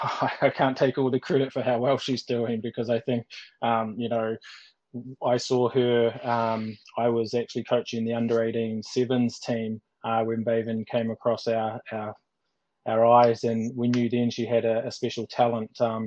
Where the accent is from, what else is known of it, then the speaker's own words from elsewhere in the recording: New Zealand; moved away as an adult; now in Ireland; certainly when I came from New Zealand into Ireland, and I was still playing and only finished a couple of years ago.